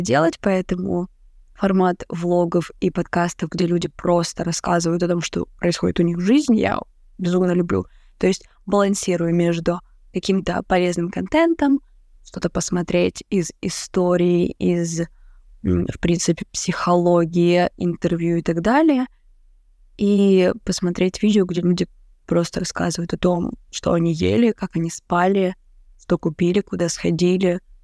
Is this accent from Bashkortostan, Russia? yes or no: no; Rostov-on-Don, Rostov Oblast, Russia; moved away as an adult; now in Saint Petersburg, Russia; я также работала администратором только у себя в родном городе, в Ростове